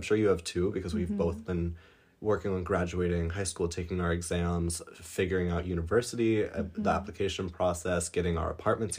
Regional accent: Colorado, United States; now in Europe; I have spent the last couple of weeks in the United States, which we do every summer since we've moved to Europe. We come back and we visit my hometown in Colorado.

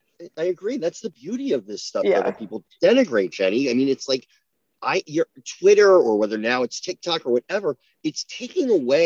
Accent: New Jersey, United States; I'm from New Jersey, but I can't deny that I came from a community where it was expected that people go to college

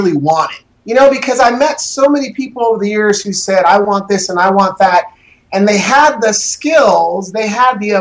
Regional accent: Portland, Oregon, United States; I was raised in Northeast Portland

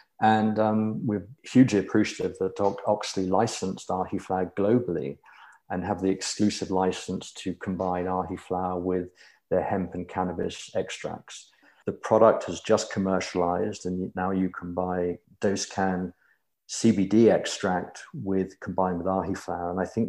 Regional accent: United Kingdom; born there; moved away as an adult; now in United States; But yes, I'm a Brit by birth. And in my early 30s, I moved to the US.

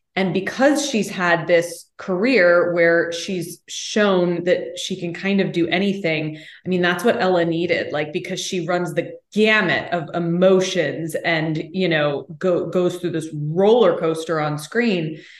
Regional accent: Austin, Texas, United States; also born or lived in New York City; now in Los Angeles, United States; my hometown of Austin, Texas

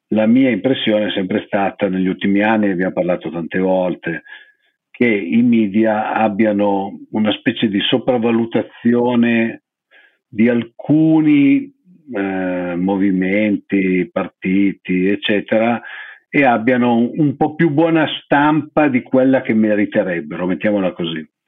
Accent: Lombardy, Italy; io sono lombardo, non voto a Milano

